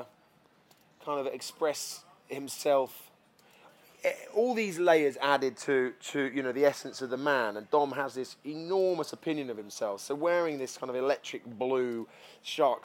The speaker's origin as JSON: {"language": "English", "region": "London", "country": "United Kingdom", "said": "as a Londoner"}